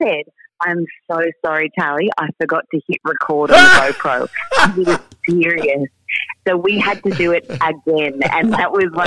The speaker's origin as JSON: {"language": "English", "town": "Port Stephens", "region": "New South Wales", "country": "Australia", "tie": "born or raised there", "said": "in my hometown of Port Stephens, which is near Newcastle in New South Wales"}